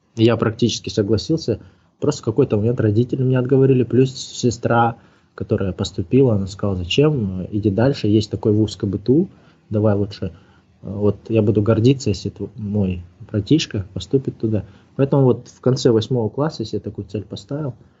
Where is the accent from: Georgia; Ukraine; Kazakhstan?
Kazakhstan; moved away as an adult; also born or lived in Moscow; Но я единственный, кто из Казахстана туда поехал